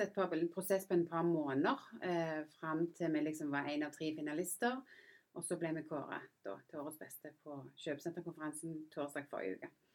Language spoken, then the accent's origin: Norwegian; Randaberg, Rogaland, Norway; moved away as an adult; also born or lived in England / United States / London; jeg er jo født og oppvokst på Randaberg